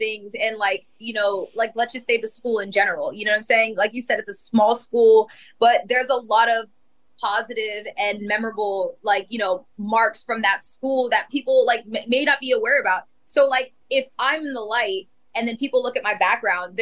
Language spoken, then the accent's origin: English; Winter Park, Florida, United States; Rollins, home, Winter Park, you know, my hometown.